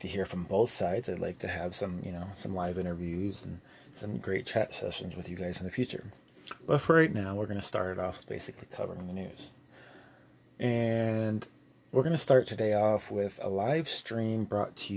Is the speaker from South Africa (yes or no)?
no; United States; I'm American